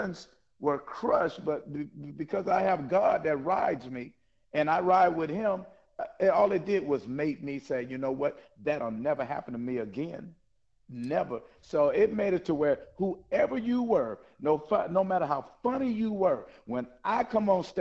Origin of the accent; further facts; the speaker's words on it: the South, United States; I'm from the South